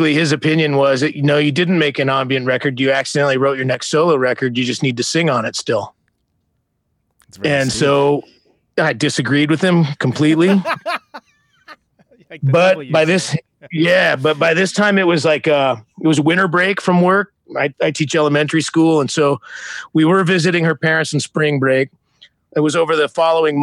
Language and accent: English; Bay Area, California, United States; moved away as an adult; growing up in the Bay Area